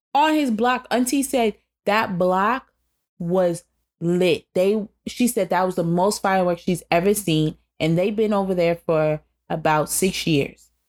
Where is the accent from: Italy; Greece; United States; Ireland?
United States; I'm American